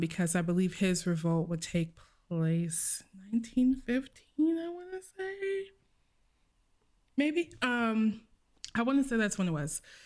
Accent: United States; I'm American

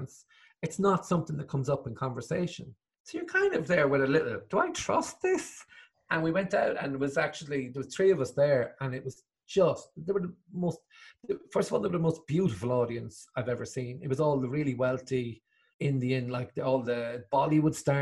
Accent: Limerick, Munster, Ireland; also born or lived in Dublin / England; moved home to Limerick

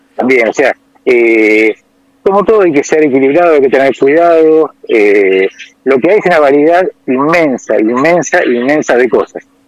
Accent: Argentina; moved away; me preguntan por el acento, yo digo que soy Argentina

